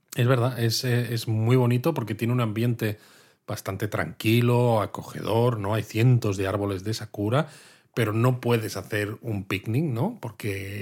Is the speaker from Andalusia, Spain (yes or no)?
no; Madrid, Community of Madrid, Spain; now in Kyoto, Japan